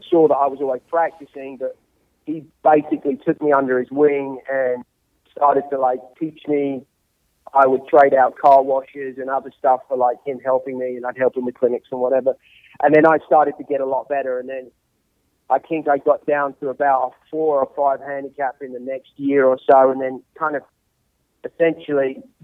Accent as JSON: {"language": "English", "area": "Surrey", "region": "South East England", "country": "United Kingdom", "tie": "born or raised there", "moved": "yes", "said": "I grew up in Surrey, which is just basically south of London"}